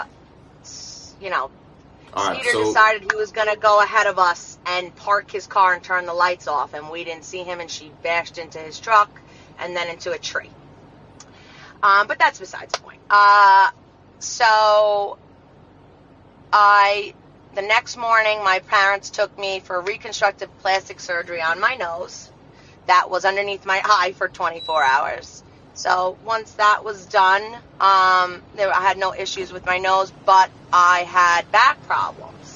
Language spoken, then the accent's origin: English; Palm Coast, Florida, United States; also born or lived in New York; I was born in New York. I moved to Palm Coast. I lived my childhood in Palm Coast through high school